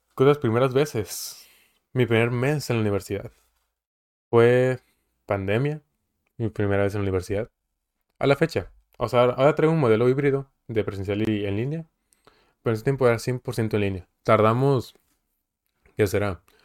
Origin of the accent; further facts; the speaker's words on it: Coahuila, Mexico; now in Mexicali, Mexico; de Coahuila, pero vivo en Mexicali